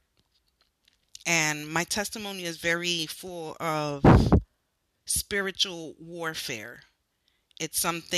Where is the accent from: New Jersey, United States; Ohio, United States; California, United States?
New Jersey, United States; Newark; I grew up in Newark, New Jersey.